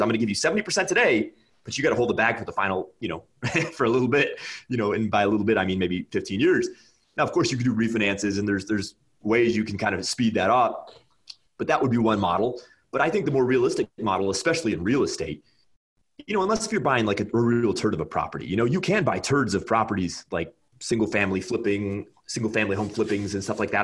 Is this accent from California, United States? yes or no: yes; California, United States; moved away as an adult; now in Nebraska, United States; I'm from California